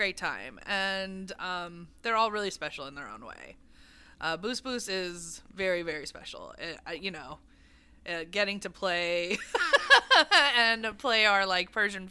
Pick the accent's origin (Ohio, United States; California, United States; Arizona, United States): California, United States; Santa Monica; we grew up here in Santa Monica, so he would take us to one in Westwood that might still be there.